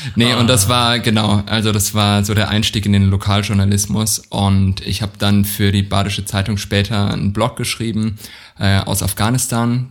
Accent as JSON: {"language": "German", "region": "Southern Germany", "country": "Germany", "tie": "born or raised there", "said": "in der Provinz, wo ich aufgewachsen bin, in Süddeutschland"}